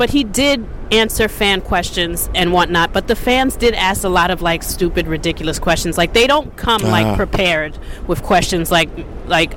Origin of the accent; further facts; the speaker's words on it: Long Island, New York, United States; I'm originally from Long Island